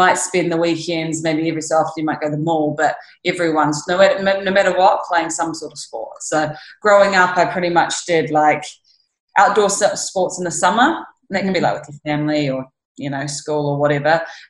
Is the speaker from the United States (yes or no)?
no; New Zealand; Yeah, so obviously home is very far away from here. Yeah. And very different to here.